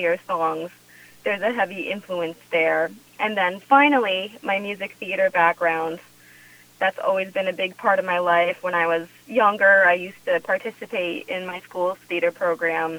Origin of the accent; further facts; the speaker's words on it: Pomfret, Connecticut, United States; my experience of growing up in Connecticut. I was born and raised in the state.